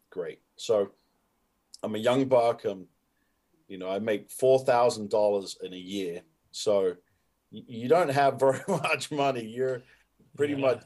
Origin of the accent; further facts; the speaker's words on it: United Kingdom; I think I am aware of like, hey, I'm a Brit doing this, but I don't approach myself as like, okay, what has a Brit never done before?